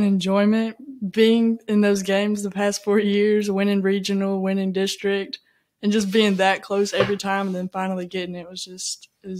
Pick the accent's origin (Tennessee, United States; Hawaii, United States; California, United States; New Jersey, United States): Tennessee, United States; Cleveland; accent: Southern drawl; now in Bossier City, United States; I'm from the Cleveland, Chattanooga area in Tennessee.